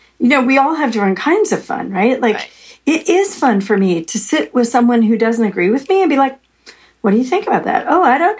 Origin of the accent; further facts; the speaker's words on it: United States; I was American